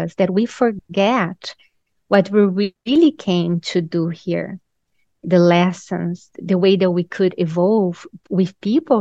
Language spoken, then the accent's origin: English; Brazil; also born or lived in Raleigh, North Carolina; now in Carolina Beach, United States; I'm originally from Brazil. So in Brazil, we're very spiritual